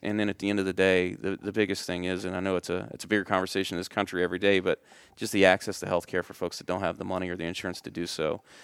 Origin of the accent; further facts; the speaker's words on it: Middle Tennessee, United States; growing up in Middle Tennessee, you're, you're easily exposed to country